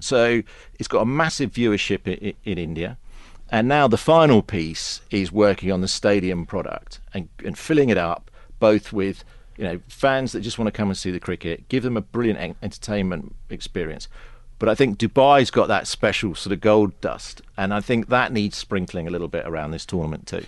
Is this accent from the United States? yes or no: no; England, United Kingdom; for a Pom